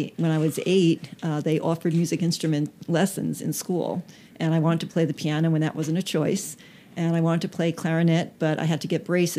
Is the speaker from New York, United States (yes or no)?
yes; Long Island, New York, United States; moved away as an adult; also born or lived in Northwest New Jersey; now in Winchester, United States; We grew up on Long Island.